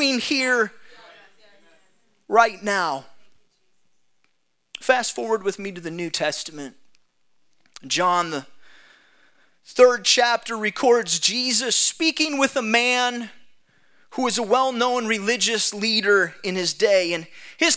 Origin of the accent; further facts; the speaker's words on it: Saint Paul, Minnesota, United States; for the first several weeks of my life, I lived in an incubator in St. Paul Ramsey Hospital in St. Paul, Minnesota